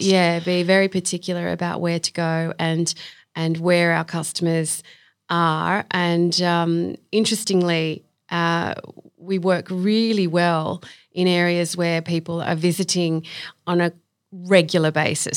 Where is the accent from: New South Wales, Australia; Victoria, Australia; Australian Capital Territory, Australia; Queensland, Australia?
New South Wales, Australia; Sydney; I grew up in Belrose